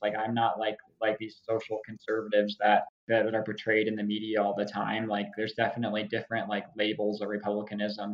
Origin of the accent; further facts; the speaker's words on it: Parker, Colorado, United States; moved away as an adult; now in Dallas, United States; I grew up in Parker, Colorado, which is a suburb south southeast of Denver.